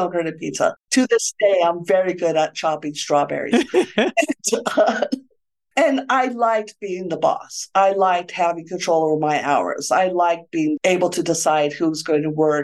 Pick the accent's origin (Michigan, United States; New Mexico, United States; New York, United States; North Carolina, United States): New Mexico, United States; Santa Fe; moved away as an adult; also born or lived in Stanford, California / Alameda, California / San Francisco, California; I grew up in Santa Fe, New Mexico. That's where I am now